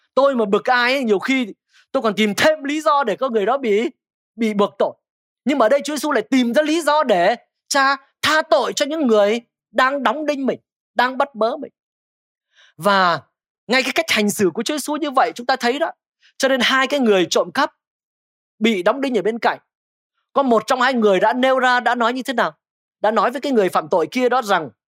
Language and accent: Vietnamese; Thái Bình, Vietnam; now in Hanoi, Vietnam; quê tôi ở Thái Bình